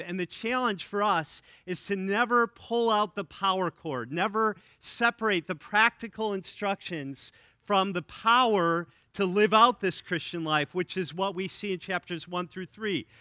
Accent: Wisconsin, United States; now in Illinois, United States; my home state

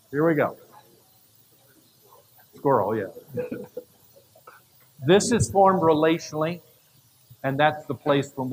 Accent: Canada; I grew up in Canada in the bush.

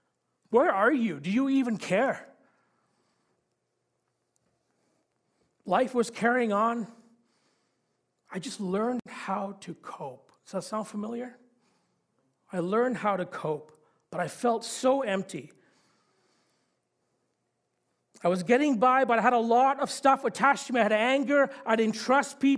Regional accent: Sri Lanka; I'm from Sri Lanka. I was born there. And I grew up in an area of Sri Lanka where there was civil war and violence.

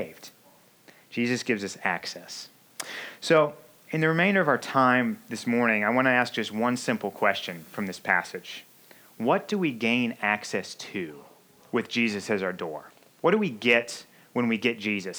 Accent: Missouri, United States; now in Chicago, United States; I grew up in Missouri

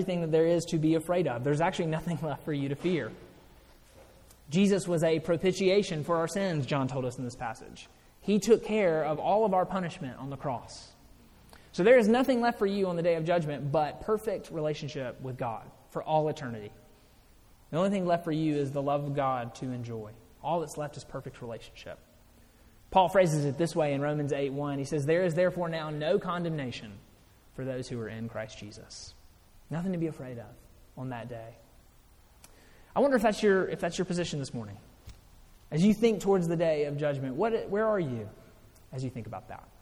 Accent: Mississippi, United States; I grew up in Mississippi.

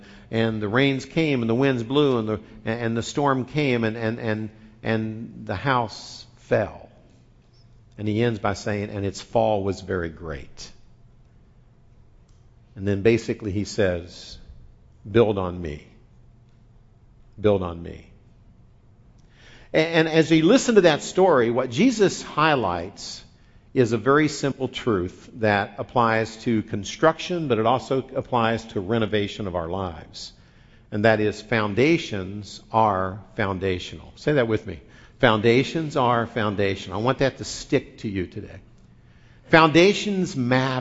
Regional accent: Midwest, United States; moved away; I grew up in the Midwest

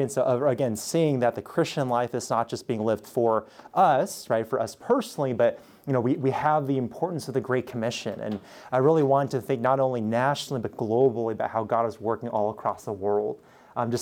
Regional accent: Southern California, United States; moved away as an adult; also born or lived in Pittsburgh, Pennsylvania; now in Missouri, United States; we're both from Southern California, born and raised

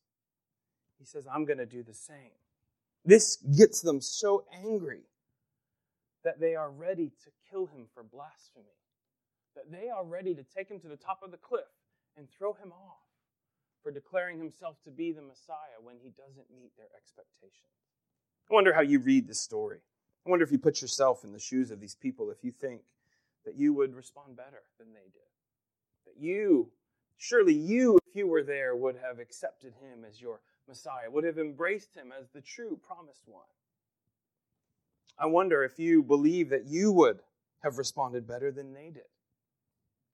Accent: Pennsylvania, United States; growing up in Pennsylvania

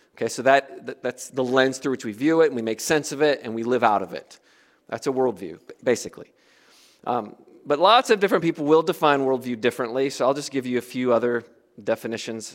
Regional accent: United States; moved away as an adult; also born or lived in Africa; as an American

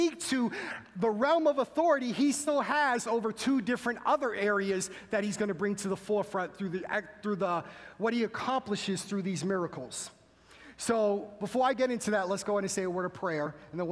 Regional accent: Massachusetts, United States; moved away; I'm originally from Massachusetts, so being from Massachusetts, you are born and bred a Boston Red Sox fan

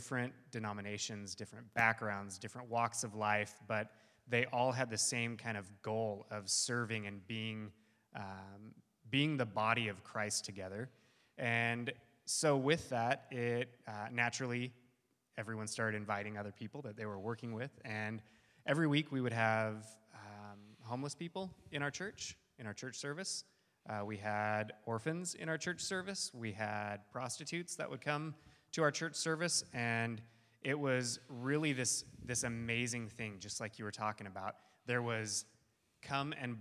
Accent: California, United States; moved away as an adult; also born or lived in Costa Rica; I'm from California

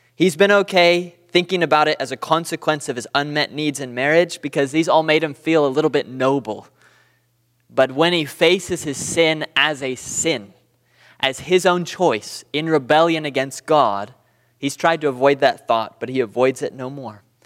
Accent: Southern California, United States; moved away as an adult; now in Booneville, United States; I'm from Southern California

